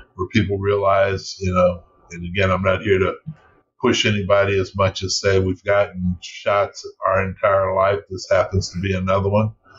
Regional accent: Seattle, Washington, United States; also born or lived in Louisiana (family roots); now in Los Angeles, United States; I grew up in Seattle

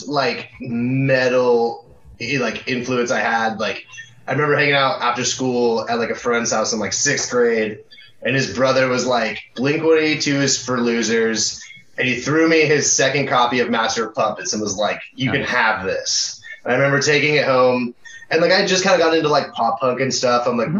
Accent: Puyallup, Washington, United States; also born or lived in Tacoma; I think we were all born here. Yeah. Yeah. We all grew up in the area. Like, I grew up in, like, Puyallup, South Hill area.

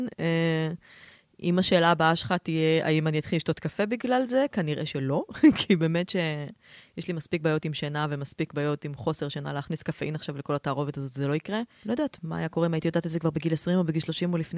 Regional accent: Tel Aviv, Tel Aviv District, Israel; אני אה, מתל אביב, עובדת בהייטק במייקרוסופט, אה, שני ילדים.

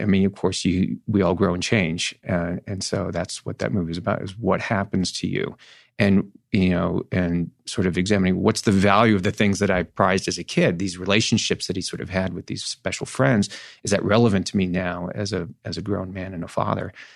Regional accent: Northern California, United States; I grew up in Northern California

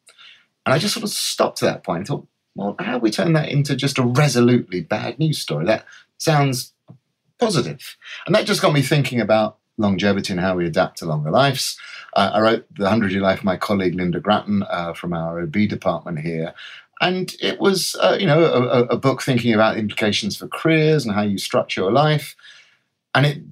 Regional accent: London, United Kingdom; I'm a Londoner, or a North Londoner, to be more precise. I was born in Enfield, went to school at Edmonton

